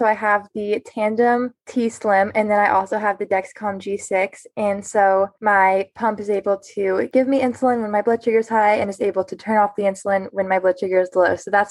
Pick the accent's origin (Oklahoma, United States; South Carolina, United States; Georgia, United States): South Carolina, United States; Lake Wylie; I am from Lake Wylie, South Carolina, and I am starting my sophomore year of college. I go to Clemson University.